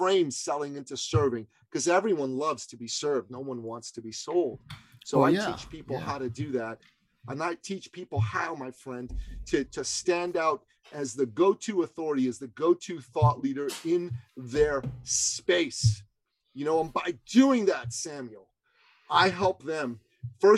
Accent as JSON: {"language": "English", "country": "Iran", "tie": "born or raised there", "moved": "yes", "lives_now": "Canada", "said": "I grew up in Iran"}